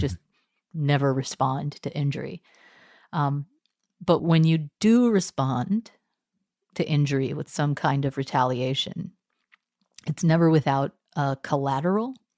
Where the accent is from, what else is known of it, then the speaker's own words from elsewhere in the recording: Texas, United States; moved away; also born or lived in Cambridge; I was raised Methodist in Texas